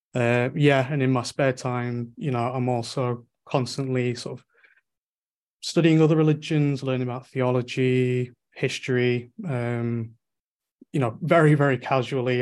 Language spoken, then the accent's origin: English; Manchester, North West England, United Kingdom; I'm from Manchester in the, in, in, England